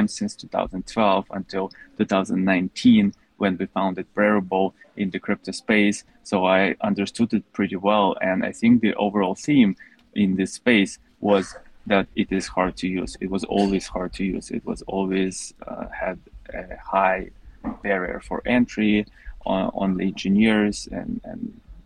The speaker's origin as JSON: {"language": "English", "country": "Russia", "tie": "born or raised there", "said": "I was also growing up in Russia"}